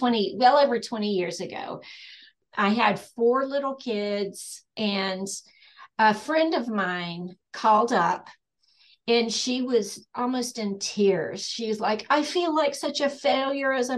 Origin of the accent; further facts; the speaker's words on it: East Tennessee, United States; moved away as an adult; now in Western North Carolina, United States; I grew up in East Tennessee, but we've lived in Western North Carolina for over 30 years.